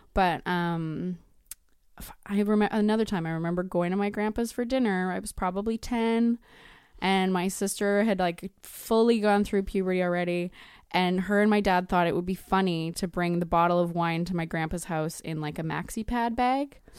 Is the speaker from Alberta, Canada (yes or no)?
yes; Edmonton, Alberta, Canada; moved away as an adult; now in Vancouver, Canada; I'm originally from Edmonton, but I moved to Vancouver for film school, and I've been there thirteen years.